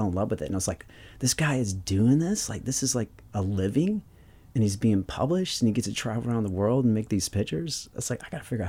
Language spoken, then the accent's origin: English; the South, United States; growing up in the South, I always liked texture.